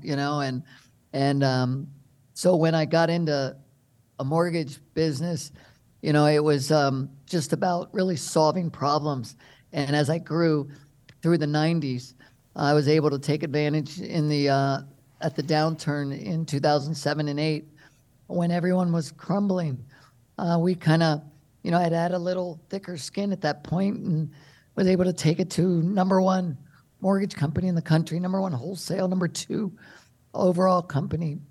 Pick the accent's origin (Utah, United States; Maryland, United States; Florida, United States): Maryland, United States; moved away as an adult; also born or lived in California; I grew up in Maryland